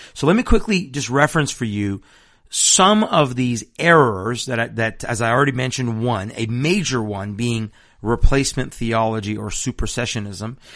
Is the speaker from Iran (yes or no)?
yes; Iran; now in Washington State, United States; I'm also Persian from Iran